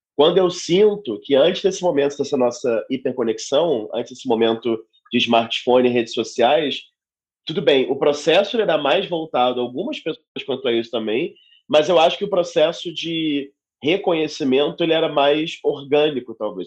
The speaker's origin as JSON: {"language": "Portuguese", "region": "Rio de Janeiro", "country": "Brazil", "tie": "born or raised there", "moved": "as an adult", "lives_now": "São Paulo, Brazil", "said": "Sou nascido e criado no Rio de Janeiro"}